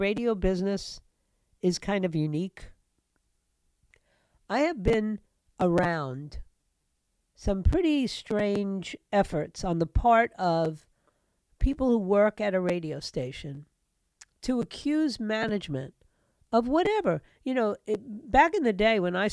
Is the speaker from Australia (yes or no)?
no; New York City, New York, United States; New York, my hometown, New York City